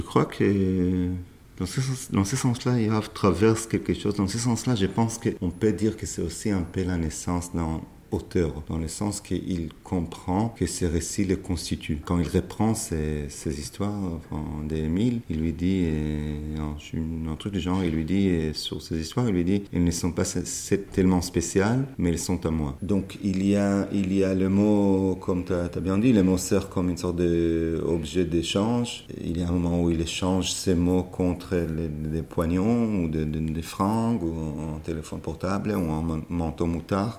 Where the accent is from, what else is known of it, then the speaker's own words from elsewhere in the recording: Israel; French is a second language; moved away; also born or lived in Paris, France; j'ai arrêté de parler, parler en hébreu, je voulais plus euh, jamais revenir en Israël